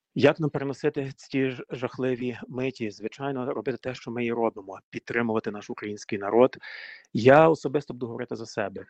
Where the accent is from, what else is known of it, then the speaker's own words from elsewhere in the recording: Buchach, Ternopil Oblast, Ukraine; also born or lived in Ivano-Frankivsk; now in United States; Я е, родом з України родився ще в радянські часи, звісно, е, в Івано-Франківську. А тоді батьків е, направили на роботу на Тернопільщину в містечко Бучач, Тернопільська область